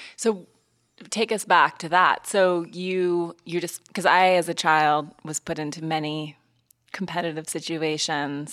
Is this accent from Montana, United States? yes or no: yes; Montana, United States; also born or lived in East Coast; now in Los Angeles, United States; I grew up in Montana